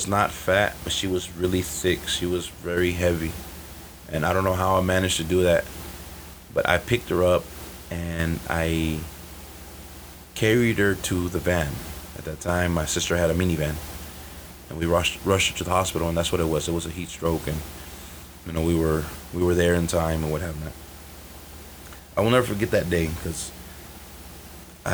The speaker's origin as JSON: {"language": "English", "town": "Chicago", "region": "Illinois", "country": "United States", "tie": "born or raised there", "also_born_or_lived": "Aurora, Illinois", "said": "That's 45 minutes west of Chicago, my hometown"}